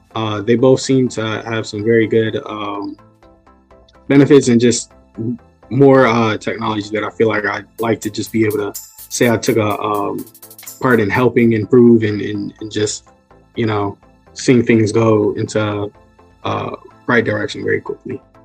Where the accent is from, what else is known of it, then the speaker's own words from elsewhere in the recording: Newport News, Virginia, United States; I'm from Newport News, Virginia, so I'm very local